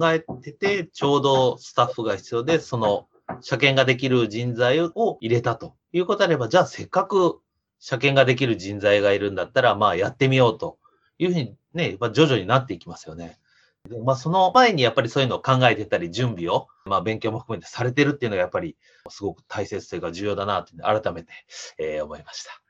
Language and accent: Japanese; Soka, Saitama, Japan; moved away; 埼玉県の草加市ですね。